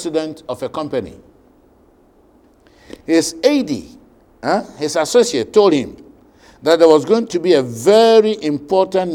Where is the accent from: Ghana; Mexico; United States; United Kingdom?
Ghana